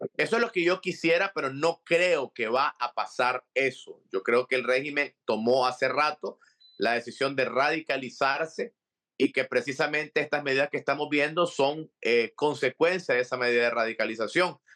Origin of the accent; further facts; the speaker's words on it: Nicaragua; now in Miami, United States; como nicaragüense, como católico, como expreso político